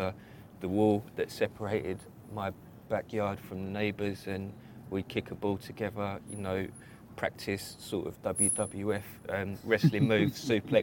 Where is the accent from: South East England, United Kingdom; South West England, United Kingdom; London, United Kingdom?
London, United Kingdom; I grew up in a place called Stratford, which is in the far east of London